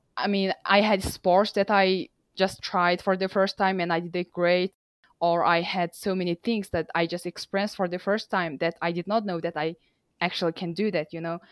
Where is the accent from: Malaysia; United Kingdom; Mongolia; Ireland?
Mongolia; English is a second language; also born or lived in Nampa, Idaho, United States; I am from Mongolia myself